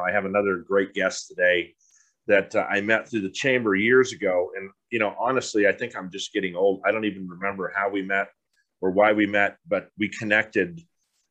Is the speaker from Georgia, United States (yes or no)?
no; San Diego, California, United States; growing up in a city, growing up in San Diego